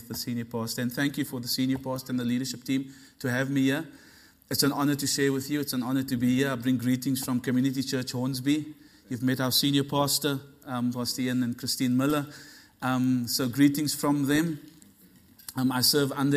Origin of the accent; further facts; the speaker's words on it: Cape Town, Western Cape, South Africa; moved away as an adult; now in Sydney, Australia; I'm originally from the place that Jesus also comes from, which is Cape Town. Cape Town's a beautiful city in South Africa. We moved to Australia 2006.